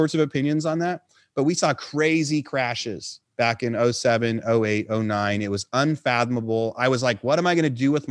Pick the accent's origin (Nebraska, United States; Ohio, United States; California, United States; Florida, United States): California, United States; Northern; moved away as an adult; also born or lived in San Luis Obispo, California; now in Austin, United States; I was also from Northern California originally. I live in Austin, Texas now.